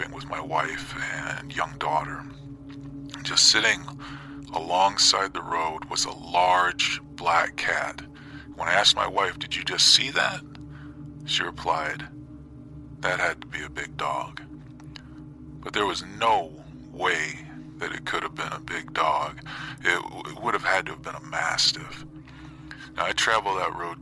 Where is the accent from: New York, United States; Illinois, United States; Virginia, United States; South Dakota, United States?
Illinois, United States; Southern; Until I was 18, I lived in a small town about 15 miles south of where I live now